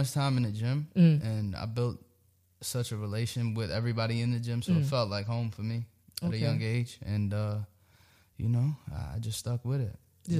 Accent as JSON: {"language": "English", "town": "Brooklyn", "region": "New York", "country": "United States", "said": "I'm from Brooklyn, yes."}